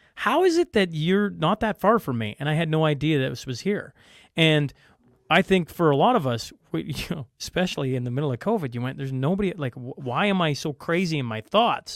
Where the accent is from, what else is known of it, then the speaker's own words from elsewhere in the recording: Canada; I'm Canadian.